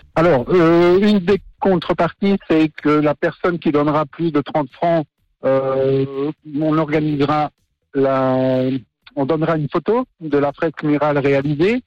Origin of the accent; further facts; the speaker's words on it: Lausanne, Vaud, Switzerland; Je suis de Lausanne